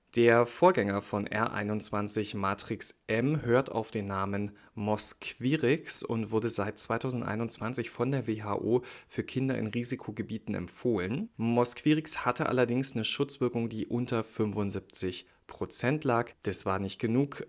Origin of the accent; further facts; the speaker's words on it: Berlin, Germany; als Berliner